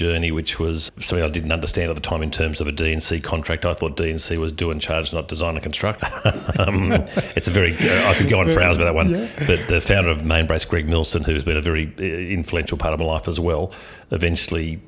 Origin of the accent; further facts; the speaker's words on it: Sydney, New South Wales, Australia; I was born in Sydney. I grew up in Killarney Heights on the northern beaches.